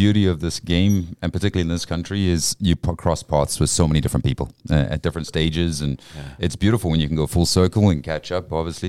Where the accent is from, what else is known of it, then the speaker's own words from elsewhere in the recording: Durban, KwaZulu-Natal, South Africa; moved away as an adult; also born or lived in Ireland; now in Canada; first half of my life was in South Africa, born and raised there. And then second half of my life, Canada has been my base. So I came to Canada in 1996.